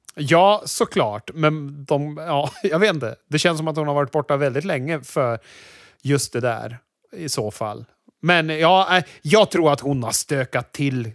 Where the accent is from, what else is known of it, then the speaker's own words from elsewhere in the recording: Sweden; som vit svensk man